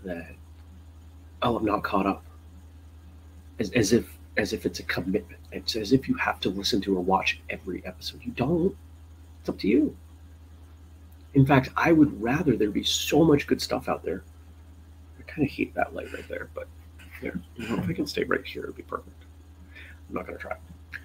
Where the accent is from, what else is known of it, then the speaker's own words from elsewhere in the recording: Maine, United States; now in Vermont, United States; I grew up in Maine, live in Vermont